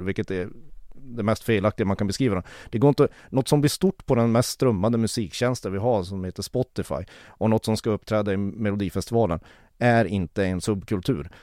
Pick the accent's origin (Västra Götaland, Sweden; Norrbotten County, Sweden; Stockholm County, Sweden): Norrbotten County, Sweden; Kiruna; jag är född och uppvuxen i Kiruna